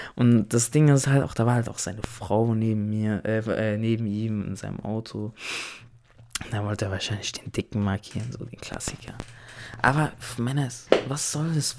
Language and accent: German; Germany; ich bin ja hier in Deutschland geboren, aufgewachsen, zur Schule gegangen.